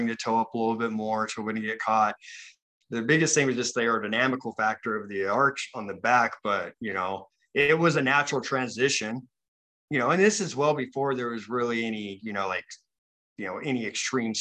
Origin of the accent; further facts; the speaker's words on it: Utah, United States; I'm from Utah